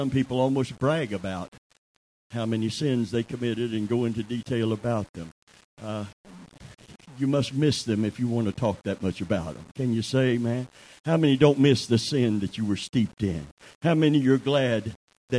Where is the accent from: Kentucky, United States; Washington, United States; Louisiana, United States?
Kentucky, United States; I'm from Kentucky